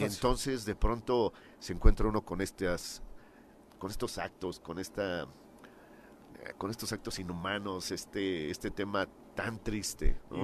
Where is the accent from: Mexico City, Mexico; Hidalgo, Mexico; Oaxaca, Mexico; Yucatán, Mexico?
Mexico City, Mexico; moved away as an adult; now in Morelos, Mexico; Yo soy de la Ciudad de México, tengo 22 años ya viviendo aquí en el estado